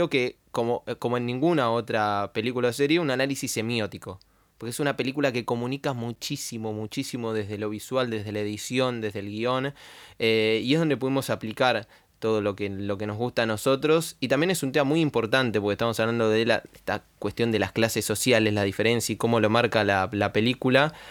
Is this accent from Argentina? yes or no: yes; Argentina